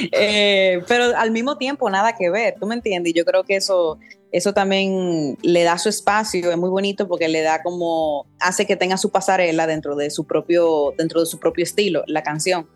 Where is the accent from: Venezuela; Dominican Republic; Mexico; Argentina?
Dominican Republic; yo he vivido toda la vida aquí en, en República Dominicana, o sea, me fui a estudiar fuera por un año y medio, pero después siempre he estado acá